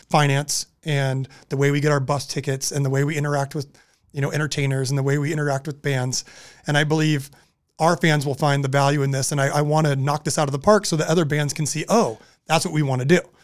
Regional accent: Southern California, United States; we're growing up in Southern California

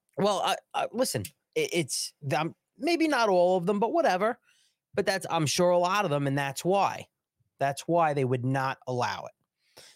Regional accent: Long Island, New York, United States; I'm from Long Island.

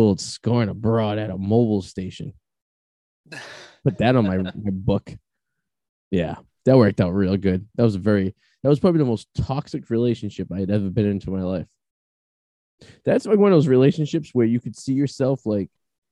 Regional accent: Boston, Massachusetts, United States; being from like Northeast, being from Boston

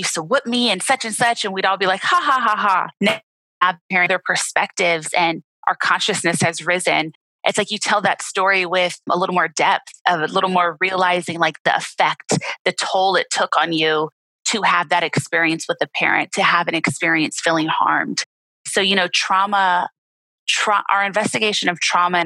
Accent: Los Angeles, California, United States; growing up in Los Angeles was really a blessing in my life

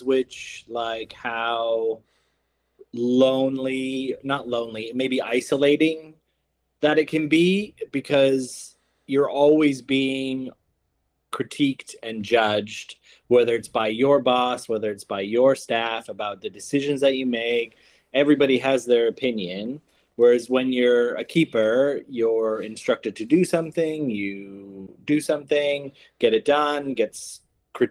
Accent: Alberta, Canada; moved away as an adult; also born or lived in United Kingdom / New Zealand; now in Greece; So from Alberta, moved to the UK in 2004, and then got British citizenship, then got a New Zealand visa, and now I'm a resident of Greece

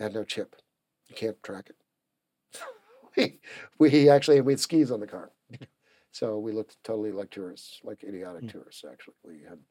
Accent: United States; I'm an American. I'm also a British citizen.

